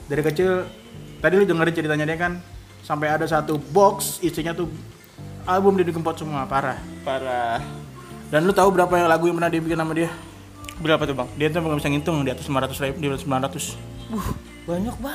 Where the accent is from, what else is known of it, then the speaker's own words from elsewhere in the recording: Jakarta, Indonesia; born there; gua kan lahirnya di Jakarta